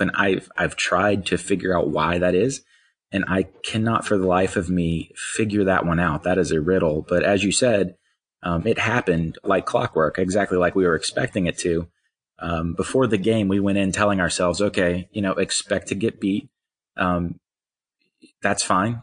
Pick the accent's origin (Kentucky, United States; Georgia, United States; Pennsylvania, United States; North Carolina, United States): North Carolina, United States; Eastern; I grew up in Eastern North Carolina, uh, Wilmington, Rocky Mount, those kind of places.